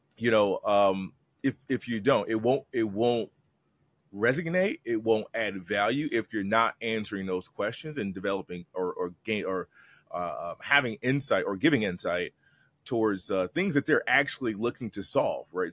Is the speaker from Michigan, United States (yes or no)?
yes; Detroit, Michigan, United States; I'm a kid from Detroit